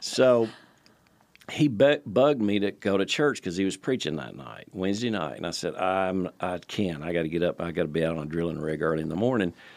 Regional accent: Nashville, Tennessee, United States; moved away as an adult; also born or lived in Palm Beach, Florida; Born and raised in Nashville

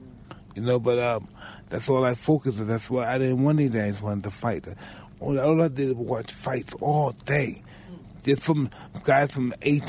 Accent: New York City, New York, United States; I'm from Brownsville that's similar to Detroit.

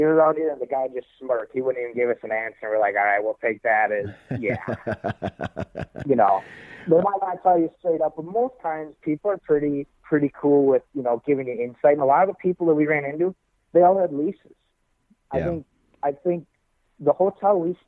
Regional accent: Wisconsin, United States; I'm from Wisconsin, so compared to here, I mean, our public land, you'll have a 40 and you'll have 8 guys on it opening day

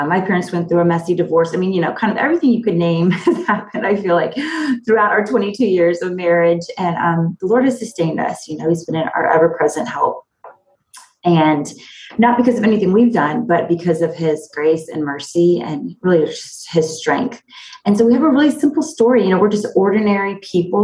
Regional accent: Fairfax, Virginia, United States; moved away as an adult; also born or lived in Abilene, Texas / Raleigh, North Carolina / Nashville, Tennessee; now in Maryland, United States; I grew up in Fairfax, Virginia, actually in the Northern Virginia suburbs.

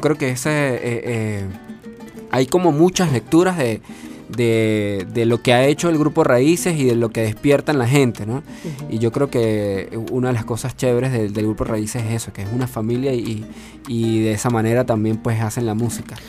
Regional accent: Venezuela; como músicos venezolanos, como, como venezolanos que somos

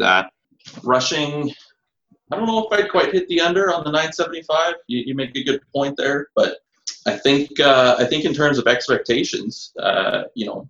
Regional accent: Winnipeg, Manitoba, Canada; I've lived in Winnipeg my whole life.

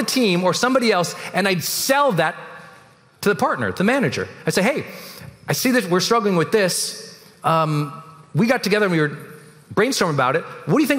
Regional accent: Montana, United States; moved away as an adult; I was a cog from Montana

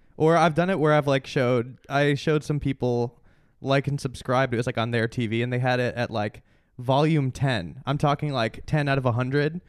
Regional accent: Chicago suburbs, Illinois, United States; I grew up in, uh, Chicago suburbs

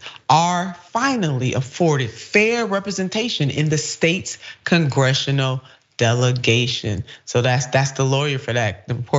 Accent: Ohio, United States; Ohio, my home state

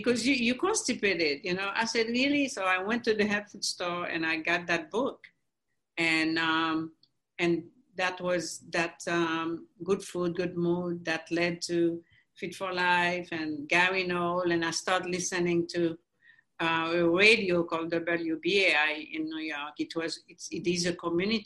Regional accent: Haiti; moved away as an adult; now in United States; I grew up in Haiti, we grew up on mangoes, avocados

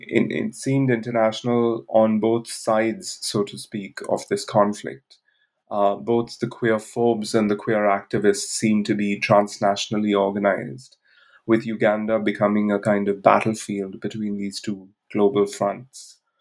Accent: India; moved away as an adult; also born or lived in Bangalore; I grew up in India where I lived till the age of 23

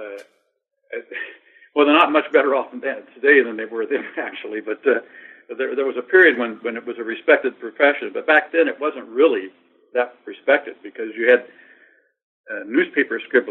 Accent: Kansas, United States; moved away; I grew up in Kansas, right next to the Santa Fe Trail

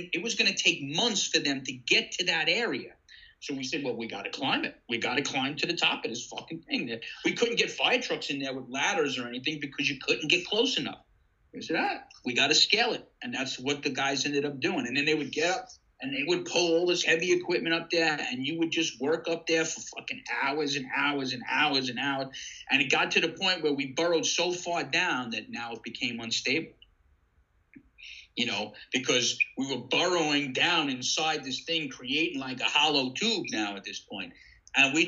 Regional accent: Deer Park, New York, United States; moved away as an adult; now in Ocean City, United States; I had two good friends that I grew up with in Deer Park

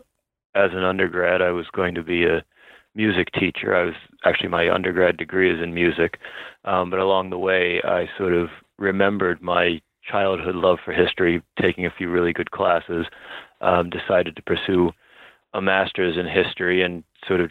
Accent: Baltimore, Maryland, United States; I'm from Baltimore, but my wife is from Long Island.

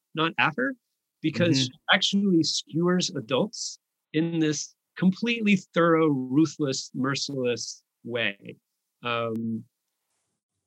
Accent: California, United States; also born or lived in Texas; we moved to California when I was like

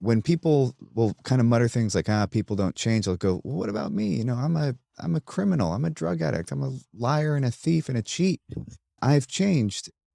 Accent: United States; I'm, I'm an American, and I grew up with nine eleven

